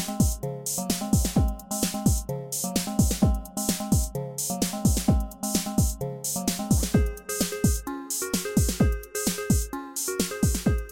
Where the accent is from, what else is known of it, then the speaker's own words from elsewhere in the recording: London, United Kingdom; moved away; I was born and brought up in London.